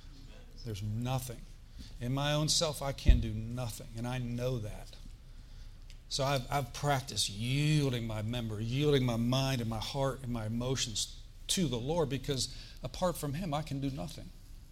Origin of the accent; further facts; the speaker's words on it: Florida, United States; We're here from Florida.